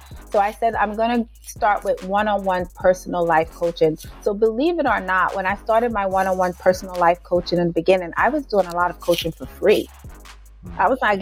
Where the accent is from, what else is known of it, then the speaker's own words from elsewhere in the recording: New York City, New York, United States; also born or lived in Jamaica; I am a little girl that was actually born and raised in Jamaica for part of her younger years. Then my mom moved me here to Brooklyn. I was raised in Brooklyn